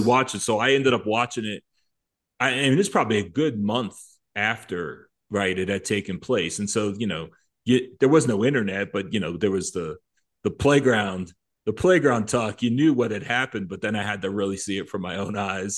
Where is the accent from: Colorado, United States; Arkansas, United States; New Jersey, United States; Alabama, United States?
New Jersey, United States; growing up in Jersey, the park lights went off at 10 p.m.